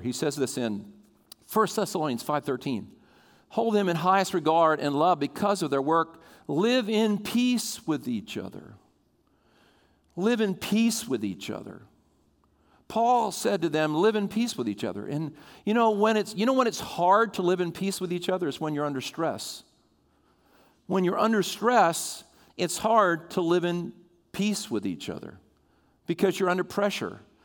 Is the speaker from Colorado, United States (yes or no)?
no; Sussex County, Delaware, United States; I grew up in Sussex County